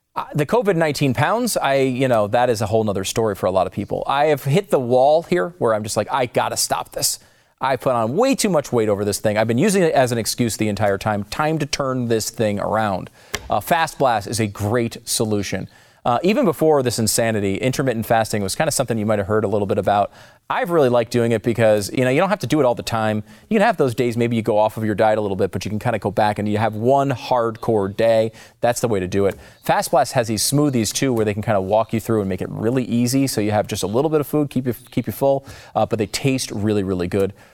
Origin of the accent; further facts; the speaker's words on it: New York, United States; as a New Yorker. It's born in New York